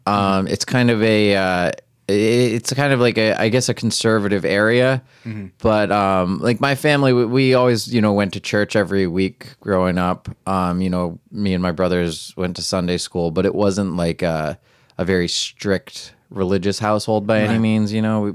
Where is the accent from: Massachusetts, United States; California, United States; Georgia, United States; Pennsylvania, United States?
Pennsylvania, United States; Macungie; moved away as an adult; now in New York, United States; I'm from Macungie, Pennsylvania, originally, which is near Allentown. It's okay. Like an hour north of Philadelphia. So, yeah, I grew up there. I went to Penn State University, then moved to New York